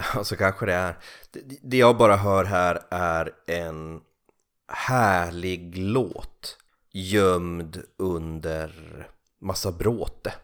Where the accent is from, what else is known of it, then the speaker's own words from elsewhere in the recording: Kalix, Norrbotten County, Sweden; moved away as an adult; also born or lived in Norrköping; när jag flyttade från Kalix ner till Norrköping vid 18 eller 19 års ålder